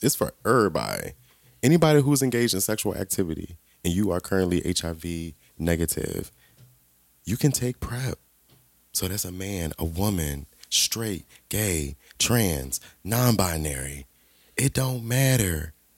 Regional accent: Southern Maryland, United States; I grew up in Southern Maryland.

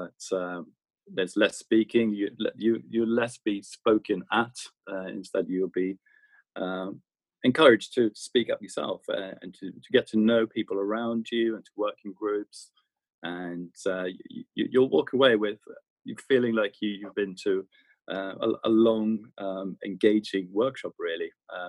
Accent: Stockholm, Stockholm County, Sweden; moved away as an adult; also born or lived in London; born and raised in Stockholm, Sweden

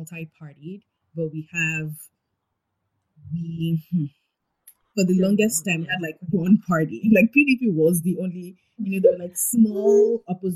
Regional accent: Nigeria; I'm a Nigerian.

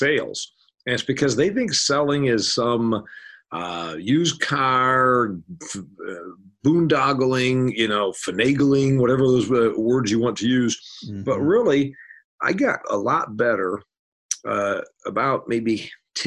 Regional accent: Indiana, United States; I make jokes about being a farm boy from Indiana, and my wife and I living on a farm in Indiana

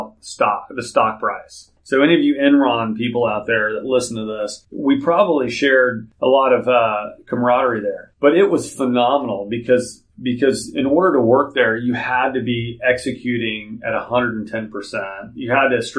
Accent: Houston, Texas, United States; I did grow up in Houston. I'm a native Houstonian

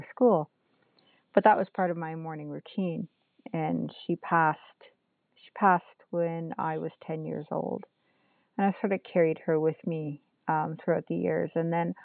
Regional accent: North Bay, Ontario, Canada; I am from Nipissing First Nation, which is just outside of North Bay, Ontario, in northeastern Ontario. And I live right on the lake

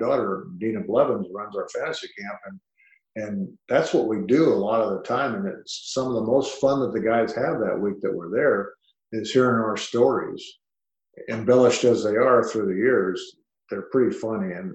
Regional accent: Southern California, United States; also born or lived in Cedar Rapids, Iowa; moved to Southern California when he was very young, just like I did

